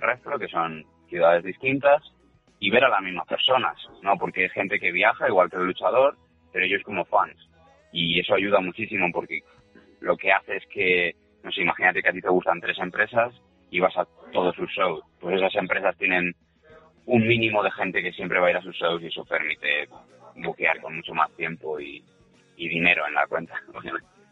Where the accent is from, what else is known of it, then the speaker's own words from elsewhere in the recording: Spain; siendo español